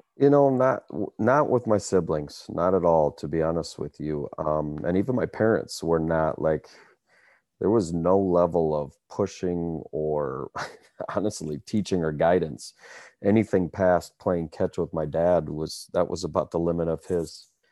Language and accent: English; Cedar Falls, Iowa, United States; born and raised in Cedar Falls, Iowa, a college town